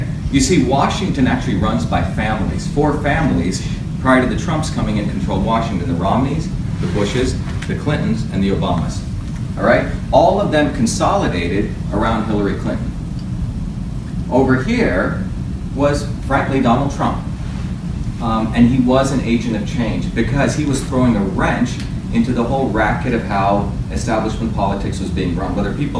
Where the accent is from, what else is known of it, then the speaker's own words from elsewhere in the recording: India; now in United States; You see, I came from India in a caste system. You won't find a lot of Indians like me in America.